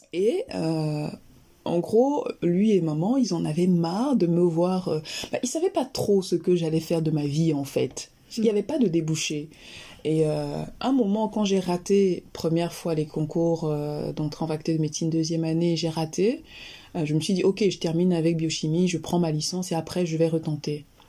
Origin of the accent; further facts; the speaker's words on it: Yaoundé, Centre, Cameroon; Alors, je suis originaire du Cameroun. Je suis née et j'ai grandi à Yaoundé